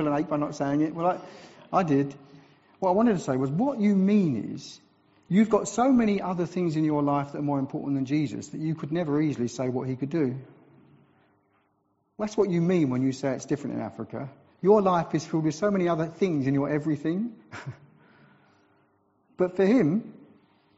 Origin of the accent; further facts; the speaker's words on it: England, United Kingdom; I'm from England, so we're into health and safety